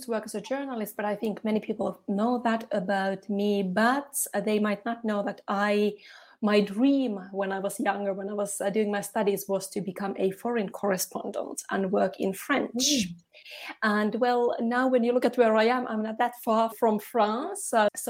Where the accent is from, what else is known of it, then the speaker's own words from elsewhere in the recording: Finland; now in Switzerland; Finland, in Northern Europe.